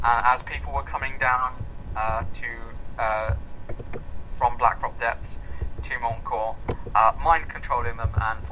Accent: Edinburgh, Scotland, United Kingdom; I'm half Scottish. I spent a lot of my youth in and around Edinburgh.

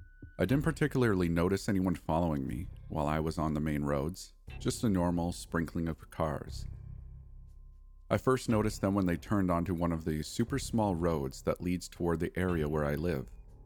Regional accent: East Los Angeles, California, United States; For context, my older brother and I grew up in East LA, in a small house that had a metal gate

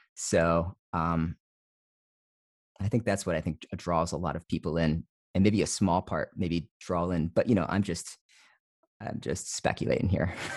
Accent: New Jersey, United States; moved away as an adult; also born or lived in East Coast; now in Fresno, United States; I grew up in New Jersey, I grew up in suburban New Jersey.

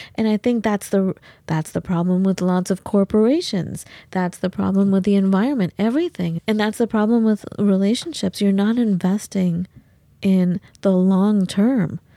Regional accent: Los Angeles, California, United States; we grew up in Los Angeles

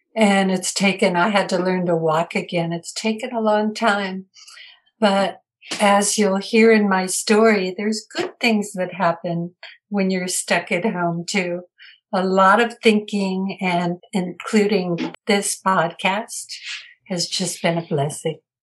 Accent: Minneapolis, Minnesota, United States; I grew up in Minneapolis, Minnesota, in a loving family

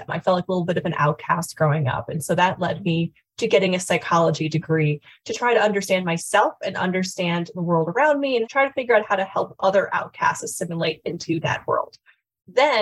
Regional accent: Connecticut, United States; also born or lived in Washington, D.C.; now in Colorado, United States; I grew up in Connecticut, lived in Washington, D.C. for about 6 years, and then have lived in Colorado since then

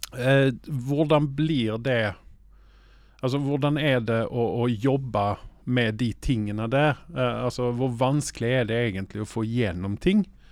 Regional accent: Sweden; now in Oslo, Norway; jeg er svensk

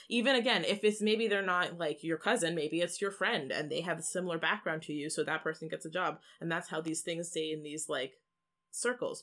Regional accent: Canada; we are a Canadian podcast and Canadian people

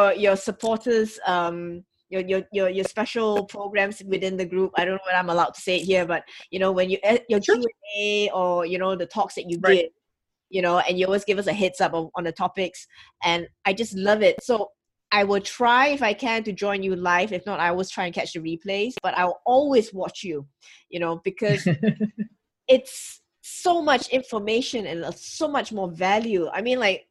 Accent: Singapore; I'm from Singapore

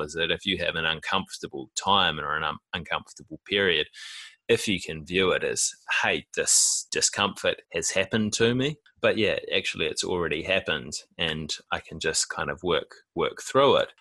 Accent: Auckland, New Zealand; I was born in West Auckland

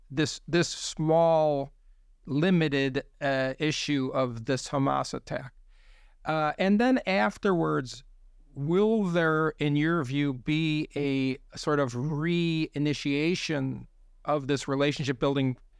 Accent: United States; as an American observer myself

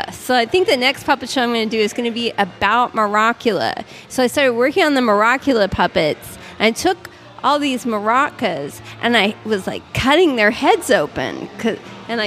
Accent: Antlers, Oklahoma, United States; I'm from Antlers, Oklahoma

